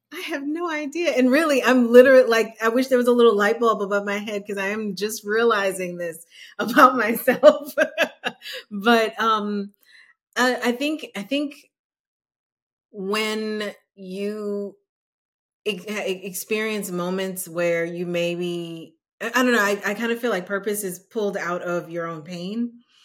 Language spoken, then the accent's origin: English; New Orleans, Louisiana, United States; now in Austin, United States; I'm originally from New Orleans